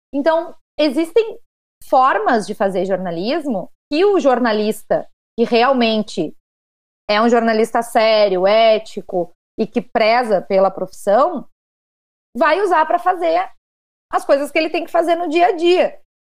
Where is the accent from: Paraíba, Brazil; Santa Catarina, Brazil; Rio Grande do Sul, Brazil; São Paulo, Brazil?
Rio Grande do Sul, Brazil; no Rio Grande do Sul, de onde eu sou